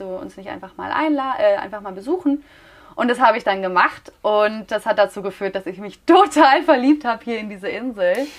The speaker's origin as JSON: {"language": "German", "town": "Münster", "region": "North Rhine-Westphalia", "country": "Germany", "moved": "as an adult", "lives_now": "Mallorca, Spain", "said": "Ich komme ursprünglich aus Münster, lebe seit jetzt gut anderthalb Jahren auf Mallorca"}